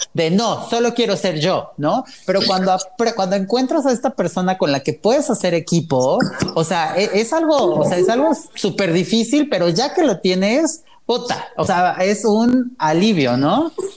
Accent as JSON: {"language": "Spanish", "region": "Puebla", "country": "Mexico", "moved": "yes", "lives_now": "Mexico City, Mexico", "said": "Yo soy de Puebla, llevo ya prácticamente 14 años en México"}